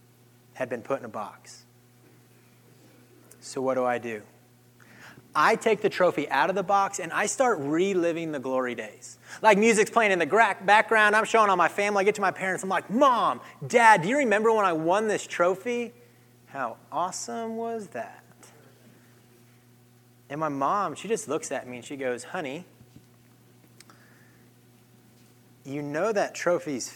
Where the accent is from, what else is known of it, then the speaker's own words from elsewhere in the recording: Kansas, United States; growing up in Kansas, I grew up on a cattle ranch